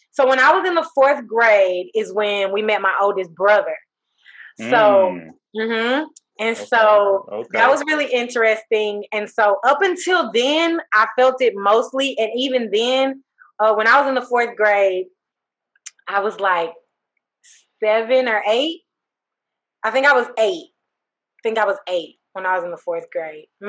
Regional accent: Texas, United States; also born or lived in Houston, Texas / Dallas, Texas; I was born in Jefferson Davis Hospital. Grew up in Heim Clark, right there on Trail Lake

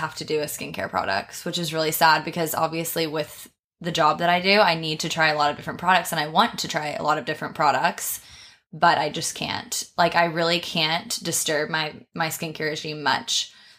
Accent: Texas, United States; accent: Texan; So like I'm from Texas. Obviously I'm American.

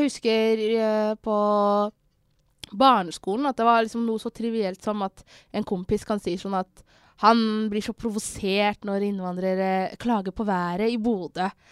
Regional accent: Somalia; now in Norway; jeg er fra Somalia

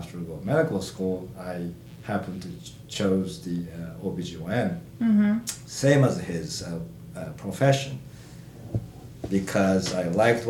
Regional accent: Japan; moved away as an adult; now in Stillwater, United States; I'm from Japan.

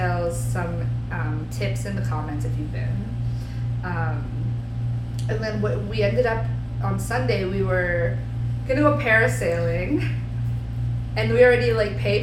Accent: New Jersey, United States; also born or lived in Spain; now in Florida, United States; We're from New Jersey forever and ever

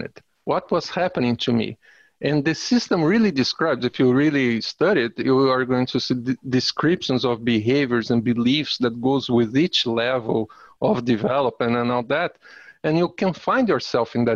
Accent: Brazil; moved away; also born or lived in United States; I'm Brazilian, but I'm also American.

